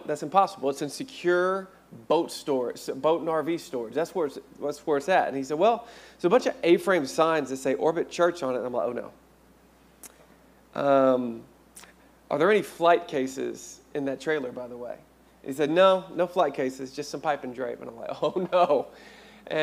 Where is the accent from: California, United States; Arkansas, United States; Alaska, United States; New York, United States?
Arkansas, United States; moved away; I'm originally from Arkansas